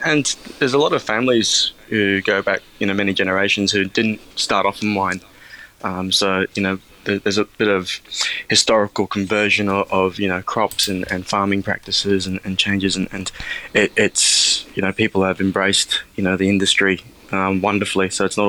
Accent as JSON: {"language": "English", "country": "Australia", "said": "Yes, yes, yes. Well, they've done that with a few others as well."}